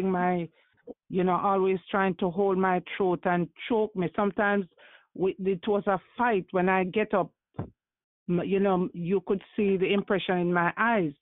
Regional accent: Saint Elizabeth, Jamaica; also born or lived in Spanish Town, Jamaica; I grew up with my mom's friend in St. Elizabeth, because she sent me back to the country.

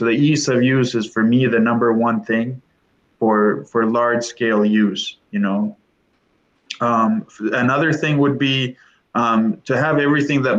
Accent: Windsor, Ontario, Canada; I'm from Windsor.

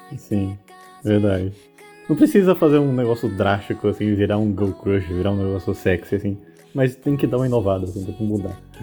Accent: Brazil; a gente é brasileiro

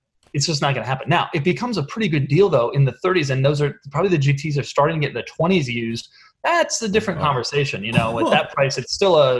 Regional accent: Denver, Colorado, United States; I grew up in Denver in the 90s

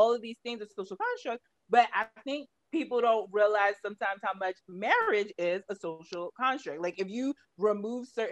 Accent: New York, United States; I'm from New York

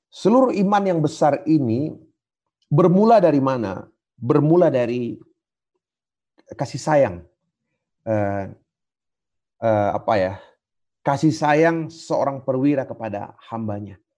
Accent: South Sulawesi, Indonesia; Kalau kami orang Toraja, ya, saya nggak tahu kalau di Sumatera atau di mana gitu.

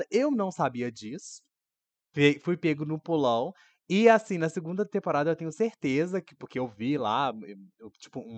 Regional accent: Brazil; eu sou brasileira.

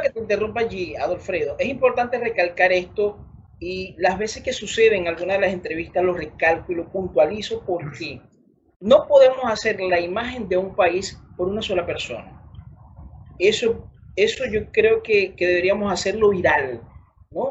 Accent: Venezuela; moved away as an adult; now in Brazil; como venezolano

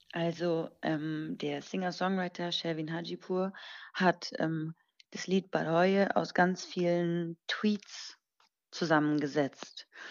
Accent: Germany; ich bin hier in Deutschland geboren und ähm, bis zu meinem siebten Lebensjahr, glaube ich, habe ich fließend Persisch gesprochen. Mittlerweile ist es nicht mehr ganz so fließend, aber schon immer noch ganz gut

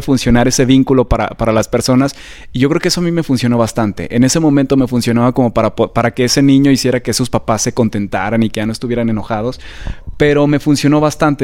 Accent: Aguascalientes, Mexico; moved away as an adult; now in Mexico City, Mexico; yo soy originario de Aguascalientes. Siempre presumo de dónde soy porque soy hidrocálido de corazón

